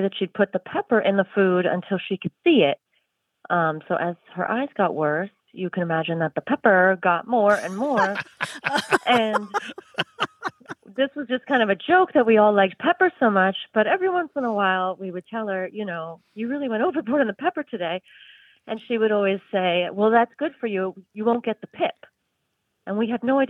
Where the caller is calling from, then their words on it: Mount Pleasant, South Carolina, United States; I'm calling from Mount Pleasant, South Carolina